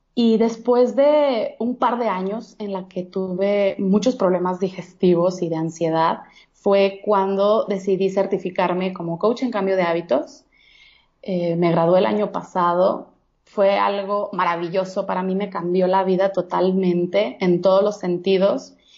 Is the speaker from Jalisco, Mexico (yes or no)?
yes; Guadalajara, Jalisco, Mexico; also born or lived in Monterrey; now in Mexico City, Mexico; yo soy de Guadalajara, Jalisco soy tapatía